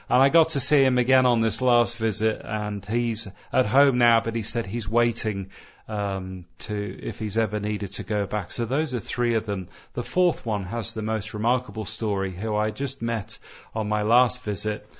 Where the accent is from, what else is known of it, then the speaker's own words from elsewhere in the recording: Southern California, United States; moved away; growing up in Southern California